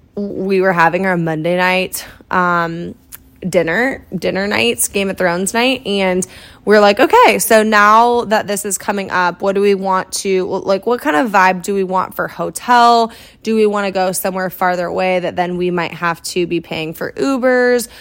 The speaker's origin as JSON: {"language": "English", "region": "Iowa", "country": "United States", "tie": "born or raised there", "also_born_or_lived": "Kansas City", "moved": "yes", "said": "my hometown back in Iowa"}